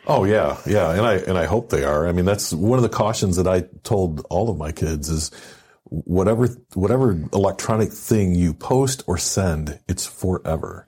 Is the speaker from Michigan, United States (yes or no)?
yes; Michigan, United States; I'm, you know, from Michigan myself